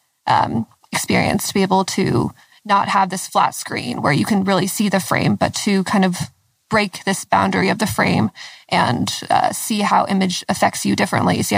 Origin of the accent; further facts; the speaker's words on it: Lexington, Kentucky, United States; I'm from Lexington, Kentucky